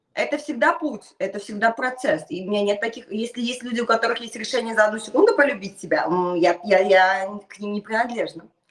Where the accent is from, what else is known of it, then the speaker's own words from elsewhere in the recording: Naberezhnye Chelny, Tatarstan, Russia; школа находится в моем родном городе, Набережной Челны